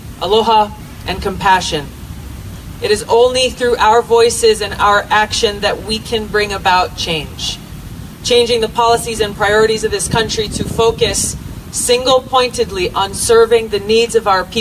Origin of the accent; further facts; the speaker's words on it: Hawaii, United States; Growing up in Hawaii, beautiful place